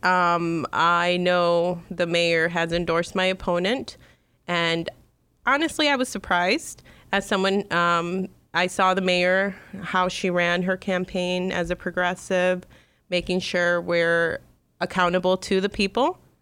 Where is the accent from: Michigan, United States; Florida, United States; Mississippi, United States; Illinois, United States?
Illinois, United States; Chicago; I grew up in Chicago's northwest side.